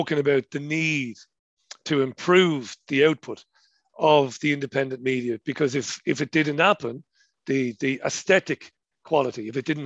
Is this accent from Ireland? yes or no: yes; Ireland; accent: colloquial Irish; my colloquial Irish accent.